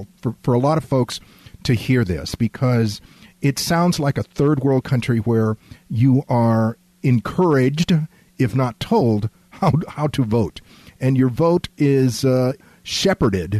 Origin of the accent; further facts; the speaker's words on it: Laredo, Texas, United States; I was born in Laredo